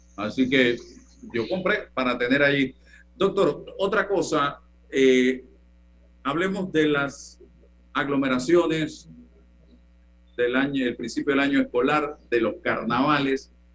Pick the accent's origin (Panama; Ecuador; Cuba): Panama; el panameño